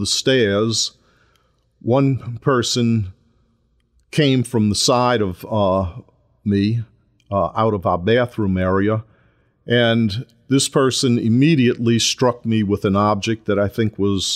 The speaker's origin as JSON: {"language": "English", "town": "New Orleans", "region": "Louisiana", "country": "United States", "tie": "born or raised there", "also_born_or_lived": "Kenner, Louisiana", "said": "I was born and raised in New Orleans, Louisiana."}